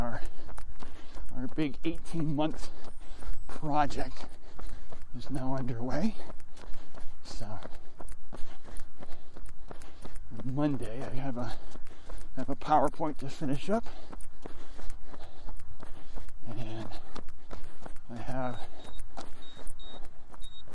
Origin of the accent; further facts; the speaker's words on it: United States; I'm an American